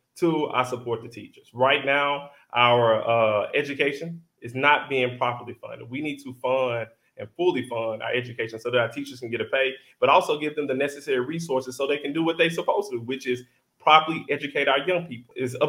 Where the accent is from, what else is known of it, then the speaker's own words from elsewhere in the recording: Tennessee, United States; I'm 34. I'm Black. I'm single. And I'm from West Tennessee.